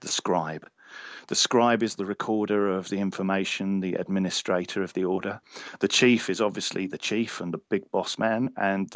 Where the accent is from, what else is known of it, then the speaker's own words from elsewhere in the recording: Cornwall, South West England, United Kingdom; I was born in Cornwall